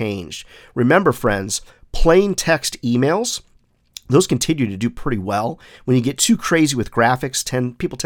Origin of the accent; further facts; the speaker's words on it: South Carolina, United States; my home state here of South Carolina